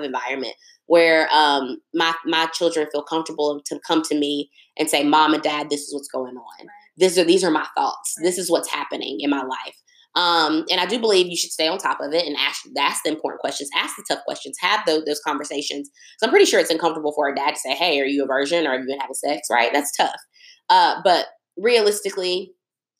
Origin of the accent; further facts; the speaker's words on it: United States; as an American woman, someone who was born here